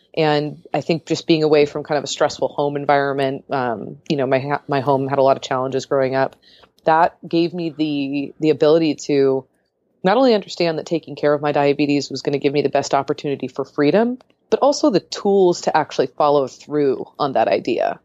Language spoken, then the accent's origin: English; San Diego, California, United States; moved away as an adult; now in Portland, United States; I grew up in San Diego